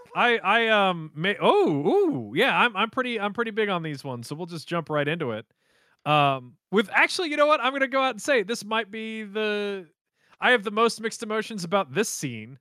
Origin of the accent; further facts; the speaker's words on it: United States; I'm an American